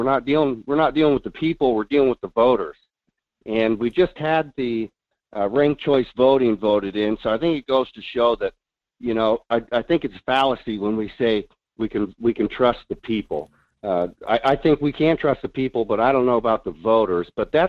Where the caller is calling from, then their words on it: Fairbanks, Alaska, United States; This is … in Fairbanks.